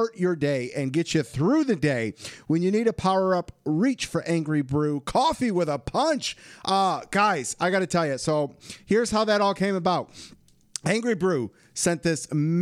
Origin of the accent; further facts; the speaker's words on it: Michigan, United States; I'm from Michigan.